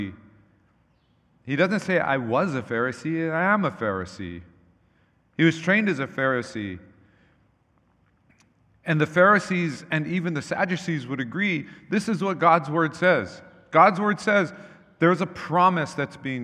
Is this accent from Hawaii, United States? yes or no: yes; Hawaii, United States; when I was growing up in Hawaii